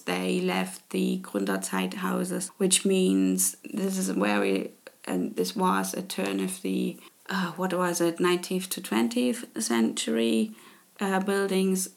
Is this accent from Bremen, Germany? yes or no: no; Leipzig, Saxony, Germany; English is a second language; moved away as an adult; now in Karlsruhe, Germany; I grew up in Leipzig